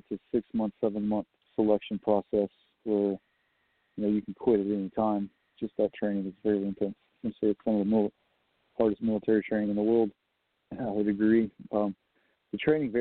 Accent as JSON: {"language": "English", "region": "Southeast Texas", "country": "United States", "moved": "yes", "said": "I'm from Southeast Texas"}